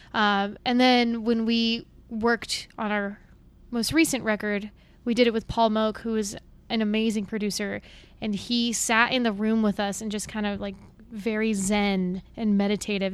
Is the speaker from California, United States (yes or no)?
no; Wyoming, United States; I grew up in Wyoming